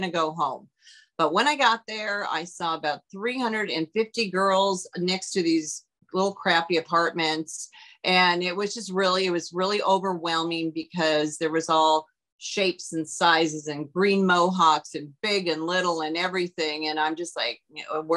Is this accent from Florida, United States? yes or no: no; Auburn, Washington, United States; moved away; also born or lived in California; growing up in Auburn, Washington, I went to hair school.